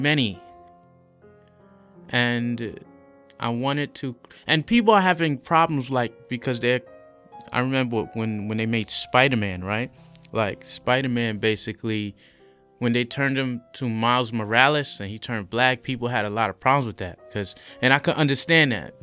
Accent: New York City, New York, United States; moved away as an adult; also born or lived in White Plains, Westchester; now in Shanghai, China; I'm a native of New York City. So I was born and raised. I was born in Harlem, raised in the Bronx, White Plains, like in Westchester

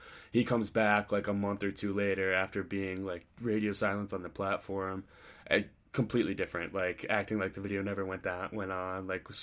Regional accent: United States

